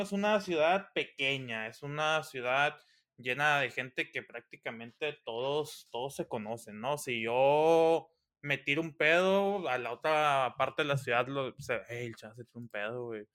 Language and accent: Spanish; Los Mochis, Sinaloa, Mexico; moved away as an adult; also born or lived in State of Mexico; now in Mexico City, Mexico; soy originario de Los Mochis, Sinaloa, México